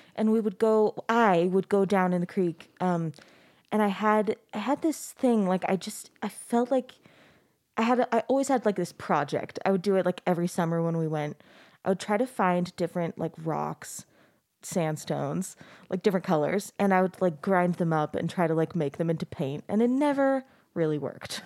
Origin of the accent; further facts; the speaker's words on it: Arizona, United States; moved away; I grew up in Arizona